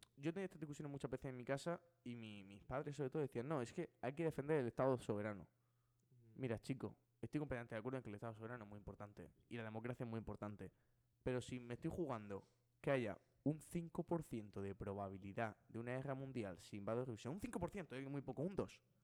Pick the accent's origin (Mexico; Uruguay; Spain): Spain; soy español